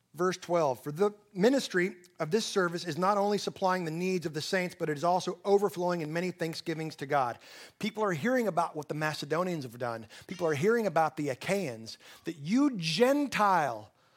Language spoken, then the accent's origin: English; Texas Panhandle, United States; I'm from the Texas Panhandle